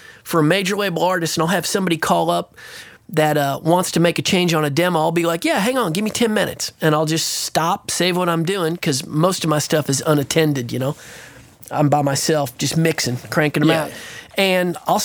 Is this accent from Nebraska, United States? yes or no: yes; Nebraska, United States; moved away; I'm from Nebraska originally